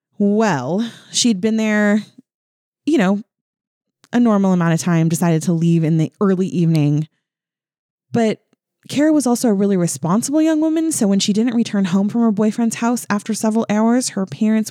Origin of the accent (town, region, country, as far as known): California, United States